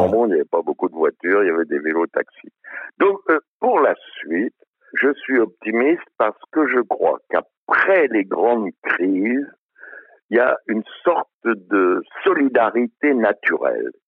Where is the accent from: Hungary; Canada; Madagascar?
Hungary; Budapest; now in France; je suis né à Budapest